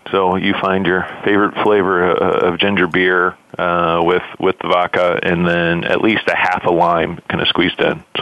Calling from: Detroit, Michigan, United States; Uh, I'm sitting in Detroit, Michigan, in our, in our head office here uh, in the Renaissance Center.

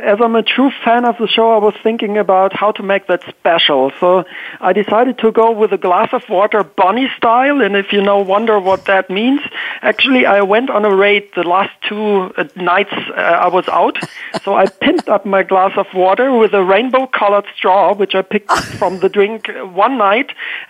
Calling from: Basel, Basel-Stadt, Switzerland; So I'm calling in from Basel, Switzerland

